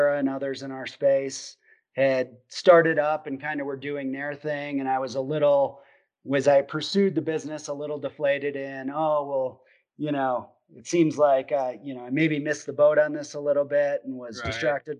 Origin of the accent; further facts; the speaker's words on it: Wisconsin, United States; I grew up in Wisconsin, and grew up hunting Southwest Wisconsin, Richland County, where my dad grew up